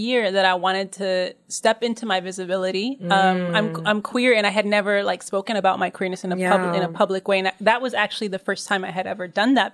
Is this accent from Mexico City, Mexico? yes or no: yes; Mexico City, Mexico; I'm originally from Mexico City, which is where I'm based